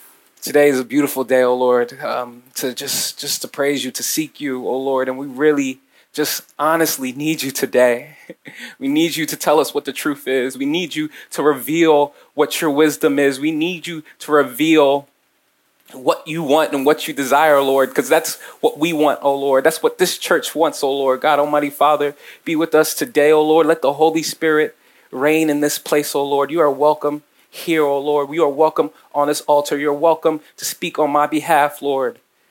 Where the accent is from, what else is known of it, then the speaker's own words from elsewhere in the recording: Nigeria; And if you can't tell, I'm Nigerian. Shout out to my Nigerians, shout out to my Africans out here.